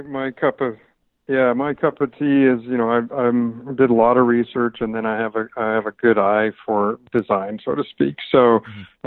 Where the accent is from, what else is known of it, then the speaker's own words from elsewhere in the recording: Canada; now in Southern California, United States; a golf course I grew up on in Canada